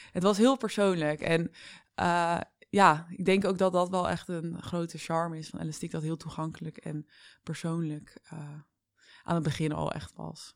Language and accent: Dutch; Vlaardingen, South Holland, Netherlands; now in Amsterdam, Netherlands; ik ben opgegroeid in Vlaardingen met mijn ouders ook.